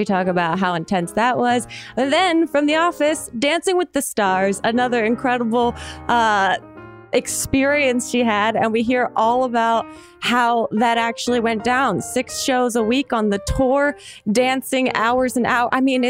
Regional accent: New Jersey, United States; I'm from New Jersey, across the bridge from Philadelphia.

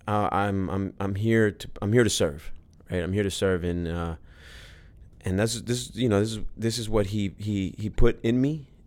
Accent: Los Angeles, California, United States; I was born and raised

